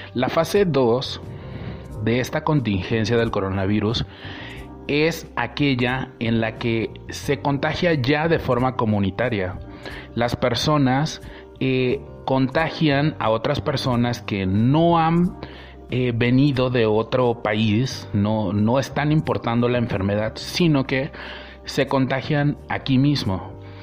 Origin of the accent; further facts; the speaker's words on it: Veracruz, Mexico; yo soy del estado de Veracruz